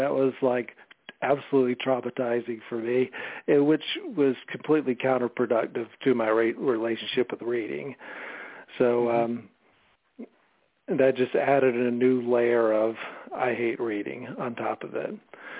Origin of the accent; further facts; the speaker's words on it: Alaska, United States; also born or lived in Germany / Georgia / North Carolina / Alabama; I was born in Germany, then, you know, moved to, you know, went to different places in the South, Georgia, North Carolina, Alabama. I've lived in Alaska for 4 years. Alaska was the place I lived at the longest growing up.